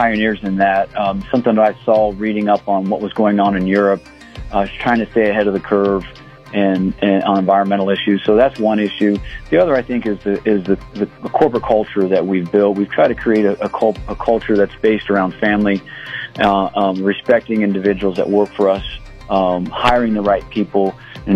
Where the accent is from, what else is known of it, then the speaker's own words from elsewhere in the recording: Columbus, Ohio, United States; moved away as an adult; now in Las Cruces, United States; I grew up in Columbus, Ohio. I moved down here, 26, 27 years ago